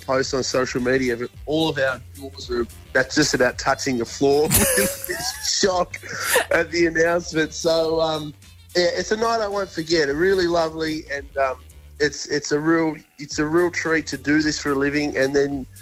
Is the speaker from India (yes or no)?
no; Tasmania, Australia; we're from Tassie, obviously. I'm in the south now